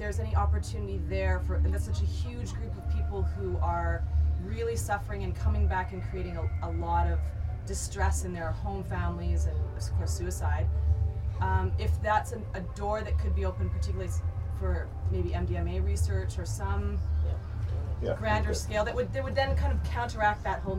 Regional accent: Canada; I'm from Canada

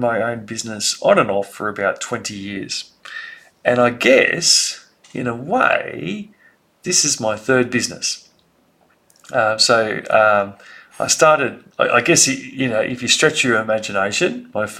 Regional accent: Sydney, New South Wales, Australia; I grew up in Sydney and I was very lucky to grow up in the eastern suburbs of Sydney

